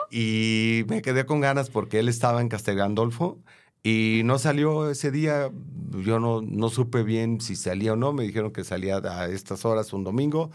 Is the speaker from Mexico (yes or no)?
yes; Tepic, Nayarit, Mexico; moved away; cuando yo estudié la primaria ah, allá en mi ciudad natal, en Tepic, Nayarit